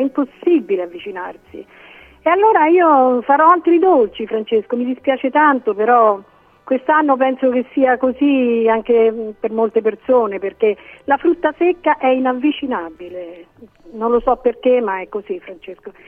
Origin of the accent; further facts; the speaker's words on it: Cicolano, Lazio, Italy; io sono originaria del Cicolano